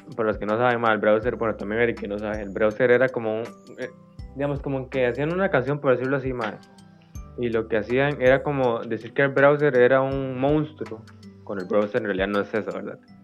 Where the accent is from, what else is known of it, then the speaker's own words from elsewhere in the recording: Costa Rica; los que somos de Costa Rica y crecimos